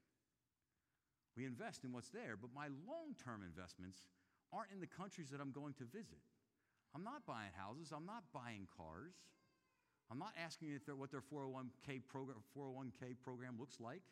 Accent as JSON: {"language": "English", "town": "Philadelphia", "region": "Pennsylvania", "country": "United States", "moved": "yes", "lives_now": "Chattanooga, United States", "said": "I came to Chattanooga back in 1996. I'm from Philadelphia, Pennsylvania, which is a little bit up north"}